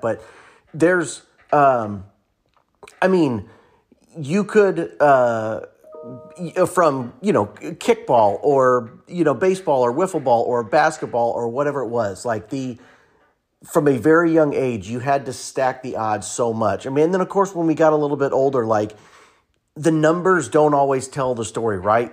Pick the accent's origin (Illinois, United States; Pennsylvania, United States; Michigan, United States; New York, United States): Illinois, United States; Pleasant Plains; we grew up in Plains playing together